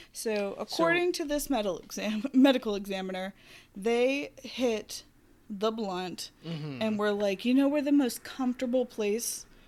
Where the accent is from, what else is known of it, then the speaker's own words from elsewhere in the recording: Arkansas, United States; moved away; also born or lived in Tennessee; where I grew up in Arkansas